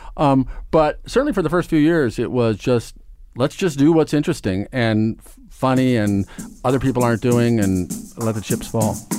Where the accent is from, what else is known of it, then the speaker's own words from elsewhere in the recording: Omaha, Nebraska, United States; moved away as an adult; now in New York, United States; I grew up in Nebraska. I grew up in Omaha, Nebraska